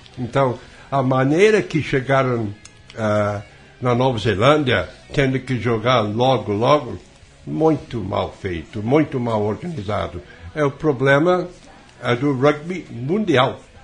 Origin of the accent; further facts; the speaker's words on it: Wales, United Kingdom; Portuguese is a second language; moved away as an adult; also born or lived in England; now in Brazil; aos três anos de idade eu fui levado para o país de Gales e até eu sair da Grã-Bretanha e vir para o ao Brasil, toda a minha vida foi praticamente no país de Gales. Sou e, galês